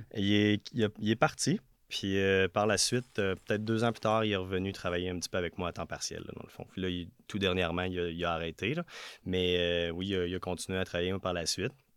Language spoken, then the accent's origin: French; Notre-Dame-de-l'Île-Perrot, Quebec, Canada; moved away as an adult; now in Quebec City, Canada; je viens de l'ouest de Montréal, sur une petite île qui s'appelle l'île Perrault, plus précisément Notre-Dame de l'île Perrault